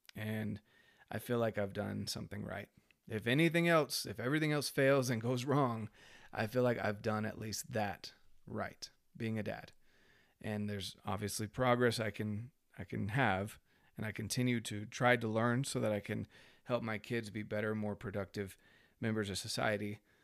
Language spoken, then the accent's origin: English; North Carolina, United States; I was raised in North Carolina